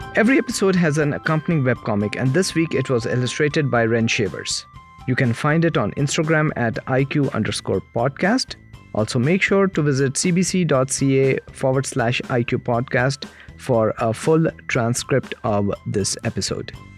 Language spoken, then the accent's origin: English; India; I'm from India